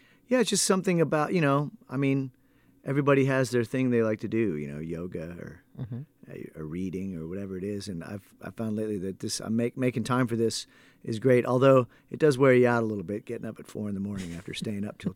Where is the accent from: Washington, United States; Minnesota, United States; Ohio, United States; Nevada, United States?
Ohio, United States; I'm from Ohio